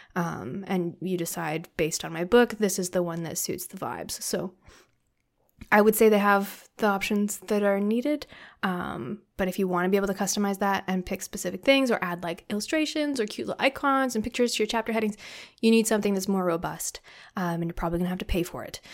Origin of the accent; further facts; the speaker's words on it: Canada; I'm being very Canadian